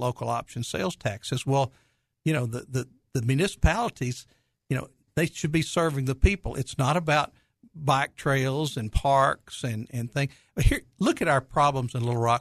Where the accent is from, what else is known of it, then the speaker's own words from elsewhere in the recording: Conway, Arkansas, United States; Conway is my hometown. That's where I grew up